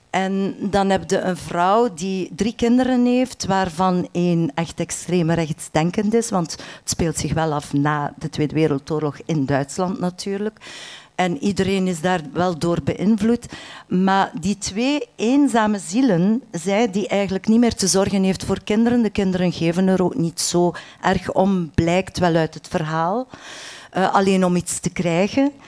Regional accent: Menen, Flanders, Belgium; Want ik ben van West-Vlaanderen, ik ben geboren aan de Franse grens in Menen.

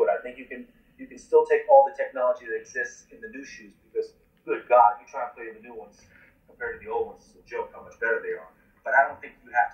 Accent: New York, United States; I'm from New York

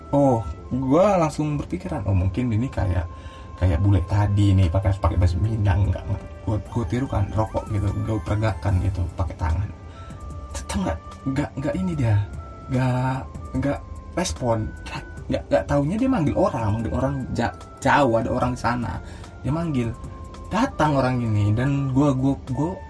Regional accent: Medan, North Sumatra, Indonesia; oh kalian dari mana rupanya dari Medan oh iya di Medan kan biasanya ada no, ah, nomor angkot kan ya

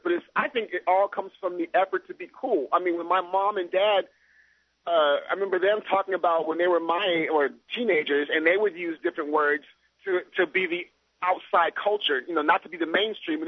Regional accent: the Bay Area, California, United States; I'm from the Bay Area

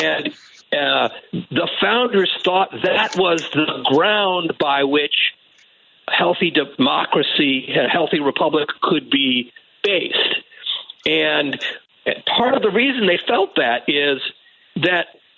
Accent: St. Louis, Missouri, United States; where I grew up in the St. Louis suburbs

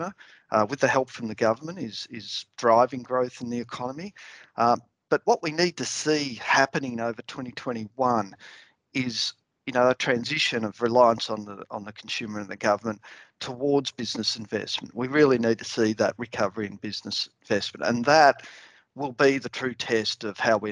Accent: Melbourne, Victoria, Australia; moved away; I'm originally from Melbourne

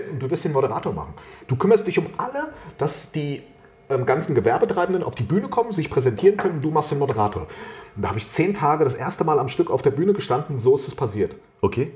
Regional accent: Wiesbaden, Hesse, Germany; moved away as an adult; now in Rheingau, Germany; Ich bin gebürtiger Wiesbadener, jetzt wohne ich im Rheingau

